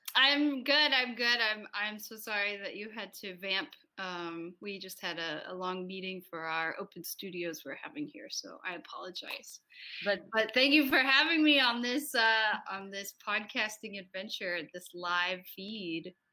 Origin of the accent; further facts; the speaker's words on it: United States; I am from the United States, and I'm the director